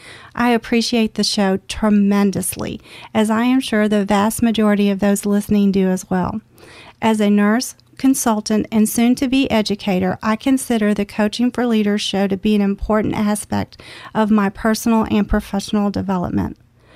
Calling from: Pensacola, Florida, United States; and I'm checking in from Pensacola along Northwest Florida's beautiful Gulf Coast.

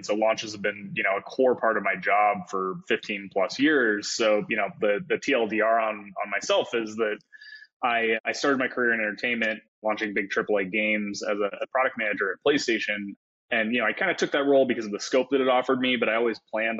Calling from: Los Angeles, California, United States; moved away; Calling in from Los Angeles, which I recently moved to.

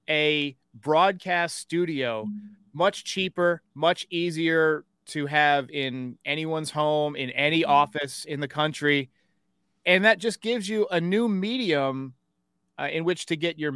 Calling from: Wake Forest, North Carolina, United States; I am out of Wake Forest, North Carolina, where today it is 72 and sunny with a slight

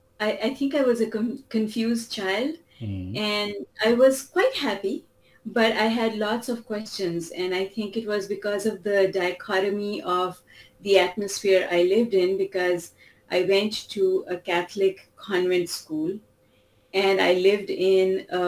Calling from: Toronto, Ontario, Canada; Toronto. Canada.

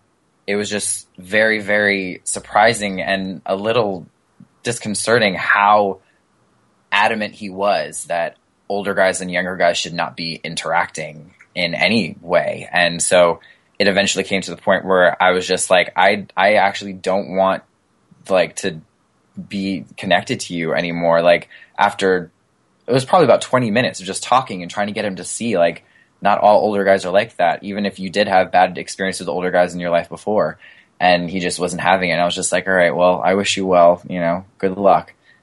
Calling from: New York City, New York, United States; East Harlem, New York City.

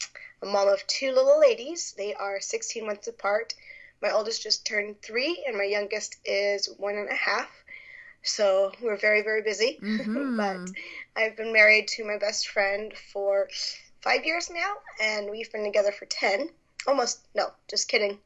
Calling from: Las Vegas, Nevada, United States; I am from Las Vegas, Nevada, and it is actually about getting ready to rain over here.

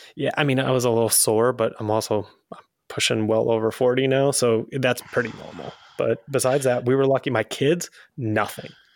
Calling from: Dallas, Texas, United States; I'm calling in from Dallas, Texas

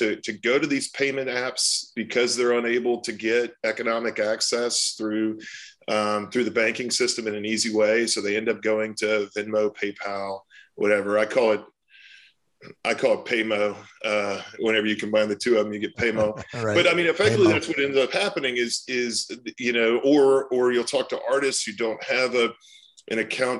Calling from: Austin, Texas, United States; Austin, Texas.

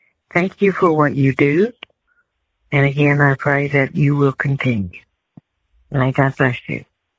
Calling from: Texas, United States; I'm calling from Texas

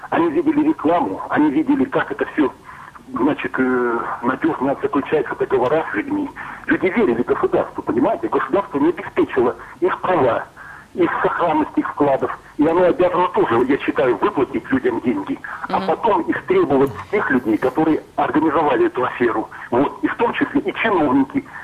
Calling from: Volgograd, Volgograd Oblast, Russia; вот я звоню из Волгограда, да? Это тоже вот куча пострадавших был здесь, в городе Волгограде

